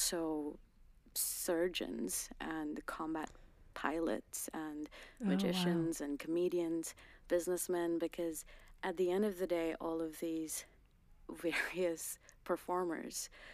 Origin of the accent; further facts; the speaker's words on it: Uttarakhand, India; first language Garhwali; English is a second language; moved away as an adult; now in London, United Kingdom; I was born there. I was raised there. And I'm specifically a Garhwali woman.